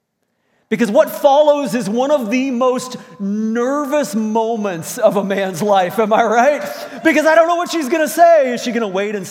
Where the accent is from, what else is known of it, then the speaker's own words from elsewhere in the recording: Virginia, United States; moved away as an adult; also born or lived in Indiana; now in Moncton, Canada; I had spent all of my teenage years in Virginia from middle school on up through to graduating in high school